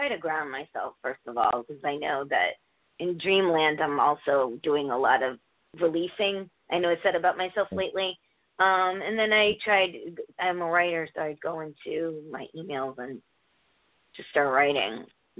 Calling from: Connecticut, United States; Hi, it's … from Connecticut.

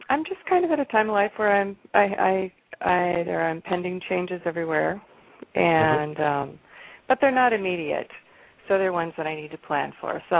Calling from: Tumwater, Washington, United States; I'm calling from Tumwater.

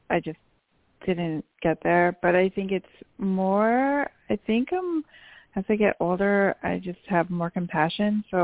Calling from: New York, United States; …, and … from New York.

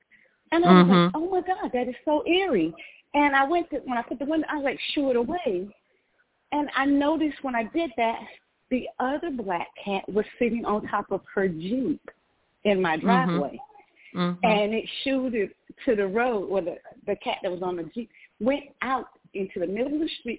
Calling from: Atlanta, Georgia, United States; And I'm calling from Atlanta, Georgia.

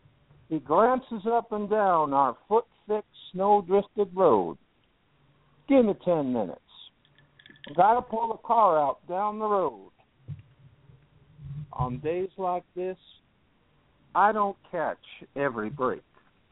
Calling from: Pelham, Alabama, United States; In Alabama. I'm still in the same place. I'm still about 10 miles outside of Birmingham in Pelham, Alabama.

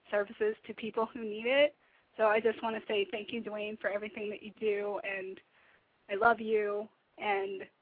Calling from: Atlanta, Georgia, United States; It's …. I'm in Atlanta.

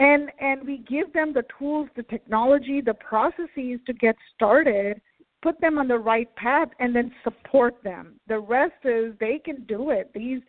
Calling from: Herndon, Virginia, United States; I'm calling from Herndon, Virginia, Northern Virginia.

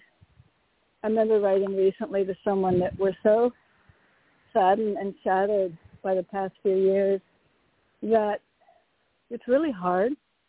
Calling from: Connecticut, United States; from Connecticut.

